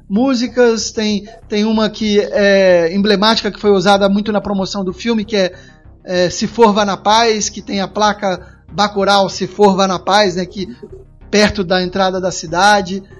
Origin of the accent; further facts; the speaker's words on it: Rio de Janeiro, Brazil; Eu sou do Rio.